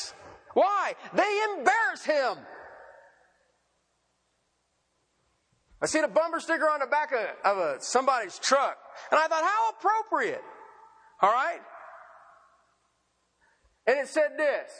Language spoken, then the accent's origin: English; Ohio, United States; moved away; where I grew up at in Ohio